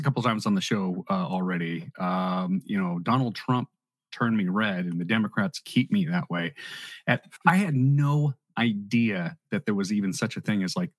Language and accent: English; California, United States; born or raised there